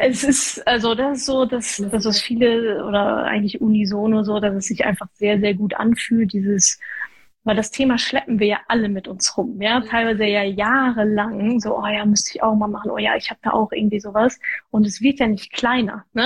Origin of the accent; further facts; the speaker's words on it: Ruhr area, North Rhine-Westphalia, Germany; ich komme aus dem Ruhrgebiet, ja, Arbeitermentalität